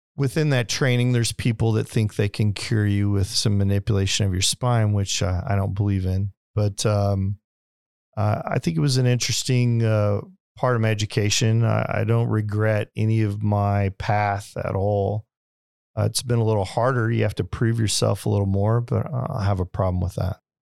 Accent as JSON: {"language": "English", "town": "Springfield", "region": "Missouri", "country": "United States", "tie": "born or raised there", "also_born_or_lived": "Las Vegas / Detroit / Branson", "moved": "yes", "said": "I grew up in Springfield, Missouri"}